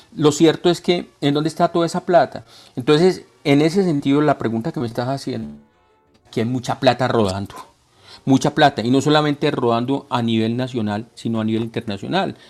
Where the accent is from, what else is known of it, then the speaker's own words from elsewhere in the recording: Colombia; de hombre colombiano que soy, porque yo amo a mi tierra